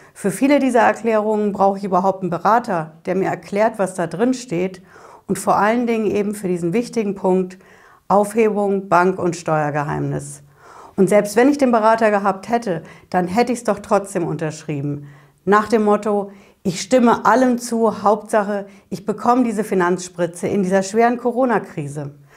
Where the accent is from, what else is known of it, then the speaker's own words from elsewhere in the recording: Hesse, Germany; Bei uns in Hessen